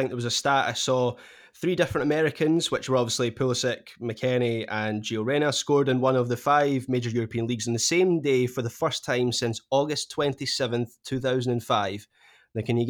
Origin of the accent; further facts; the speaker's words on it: Scotland, United Kingdom; So another really exciting English talent, which as a Scot I certainly don't begrudge.